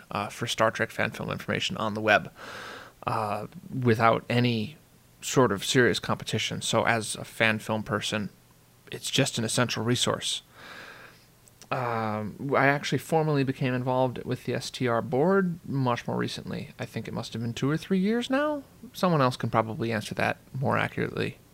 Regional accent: St. Paul, Minnesota, United States; I am from St. Paul, Minnesota

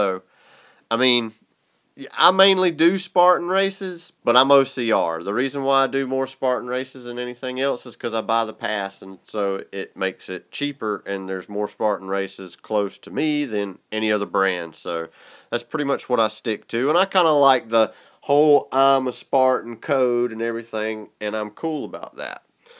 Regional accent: the South, United States; He could tell I was from the South by the way I talk.

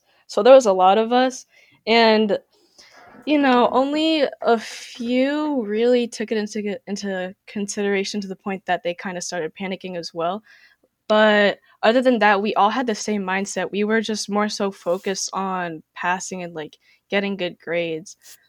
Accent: West Haven, Connecticut, United States; also born or lived in United Kingdom / Philippines; I'm from East Haven, but West Haven is my hometown. Prior to this, I was from the UK, but born in the Philippines. So I've just straight up been traveling everywhere.

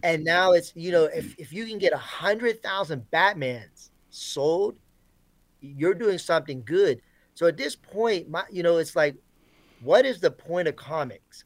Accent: Florida, United States; I grew up in Florida

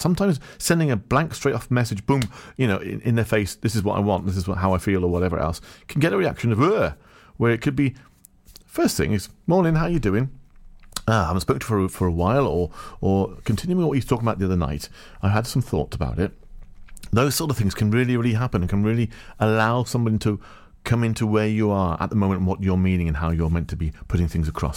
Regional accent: Farnborough, South East England, United Kingdom; moved away; also born or lived in Rhondda Valleys, Wales; I'm from Farnborough, Hampshire

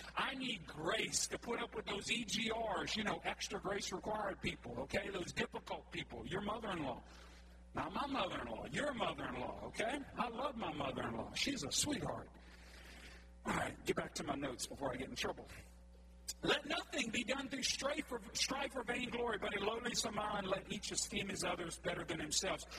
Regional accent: Cajun, Louisiana, United States; we're all Cajun folks

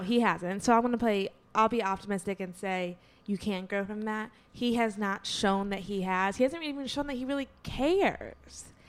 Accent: Southfield, Michigan, United States; moved away; Back in my home state

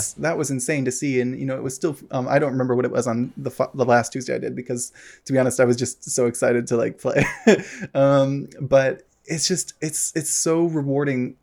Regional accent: United States; moved away; I don't live in America anymore. Um, obviously, was from there

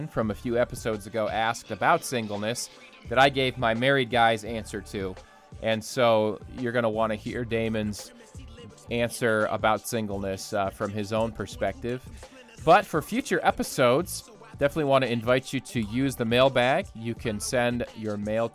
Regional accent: Ohio, United States; now in Michigan, United States; I grew up in Ohio where there's four seasons of the year

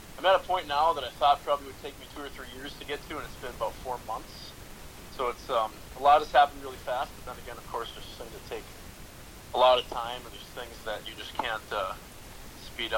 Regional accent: Duluth, Minnesota, United States; I'm from Duluth, Minnesota

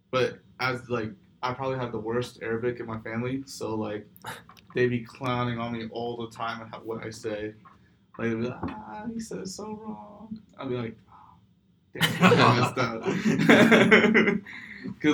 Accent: San Francisco, California, United States; I was born in San Francisco, but my ethnicity is I'm Palestine. My family was born in the Middle East

